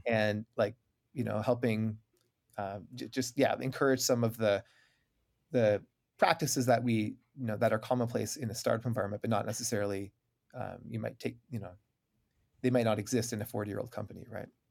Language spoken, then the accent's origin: English; Waterloo, Ontario, Canada; I'm from Waterloo, Ontario, Canada. You know, we learned French growing up